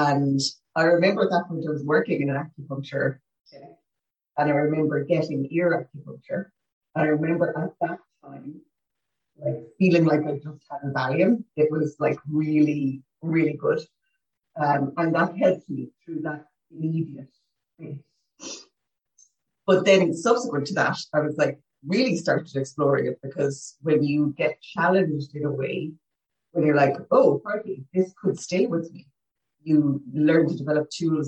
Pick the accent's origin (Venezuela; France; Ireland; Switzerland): Ireland; Limerick, Munster; born in Limerick. Dad was a sales manager, so away a lot. Mum stayed at home. We had a lovely life.